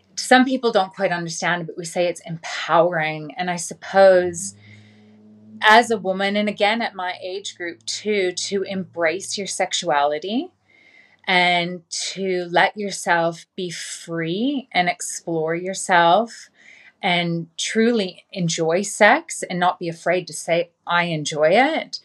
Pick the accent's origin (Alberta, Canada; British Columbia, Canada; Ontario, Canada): British Columbia, Canada; Vancouver; moved away as an adult; I was born and raised in Vancouver in Canada.